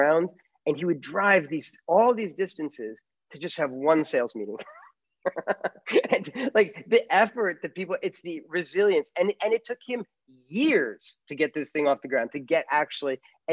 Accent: New York, United States; moved away; I was born in New York

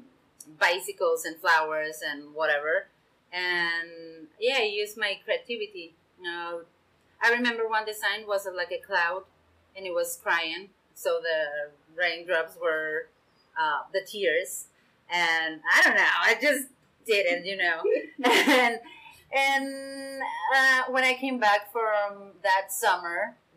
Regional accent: Ensenada, Baja California, Mexico; I live and I was born in Ensenada

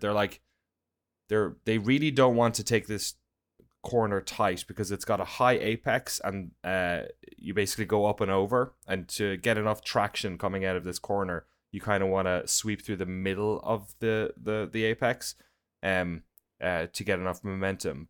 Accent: Ireland; now in United States; as an Irish guy.

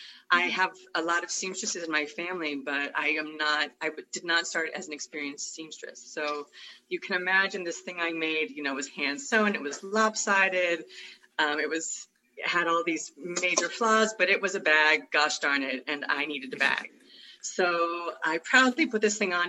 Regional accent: San Francisco, California, United States; I'm from San Francisco. I'm native San Franciscan

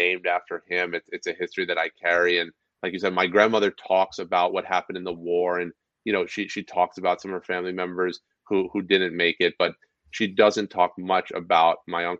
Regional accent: outside of New York City, United States; also born or lived in Madison Square Garden; I was born outside of New York City

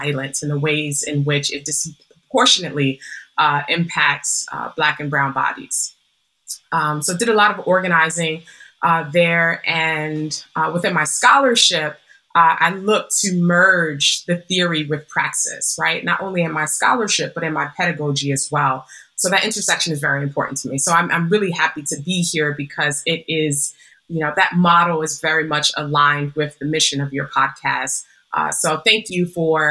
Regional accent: New York City, New York, United States; moved away as an adult; now in California, United States; I come from Humble beginnings in Harlem, New York, raised to a single Black mother

